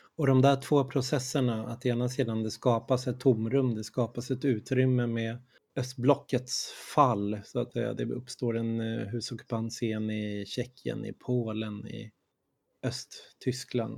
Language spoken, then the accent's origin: Swedish; Sweden; jag är från Sverige, jag håller på med Infobokhandelns tidskrift i Stockholm